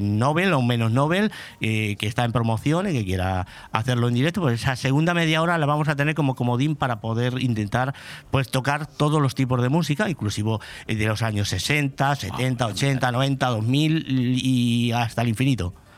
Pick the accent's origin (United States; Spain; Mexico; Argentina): Spain; Pedro Muñoz, Castilla-La Mancha; also born or lived in Madrid; now in Benidorm, Spain; nací, en Madrid. Lo que pasa es que me crié en Pedro Muñoz. Me crié en Pedro Muñoz prácticamente toda mi vida.